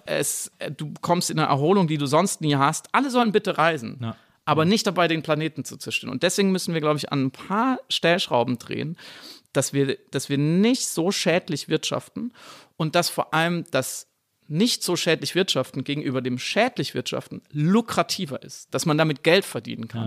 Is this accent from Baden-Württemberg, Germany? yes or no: yes; Black Forest, Baden-Württemberg, Germany; moved away as an adult; also born or lived in Munich; wo ich aufgewachsen bin im Schwarzwald